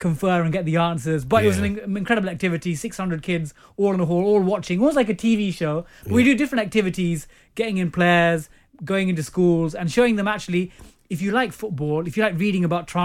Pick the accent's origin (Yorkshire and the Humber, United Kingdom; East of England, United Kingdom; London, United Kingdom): London, United Kingdom; I grew up in East Ham